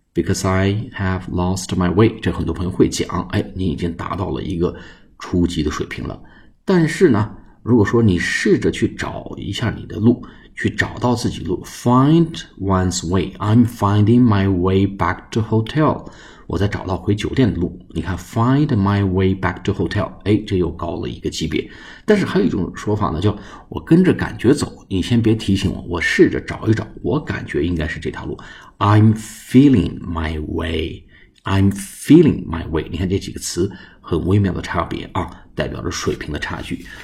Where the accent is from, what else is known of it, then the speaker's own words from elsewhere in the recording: China; 我们中国人在讲英语的时候呢，单词用得多，词组用得少